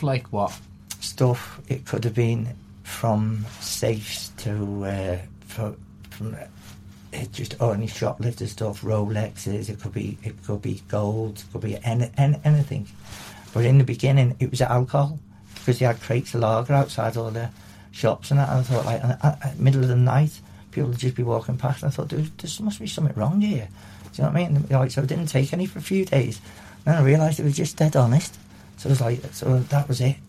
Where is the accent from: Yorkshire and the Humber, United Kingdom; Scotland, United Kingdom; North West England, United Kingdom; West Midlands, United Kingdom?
North West England, United Kingdom; Liverpool; I was born in Liverpool, in um, around this area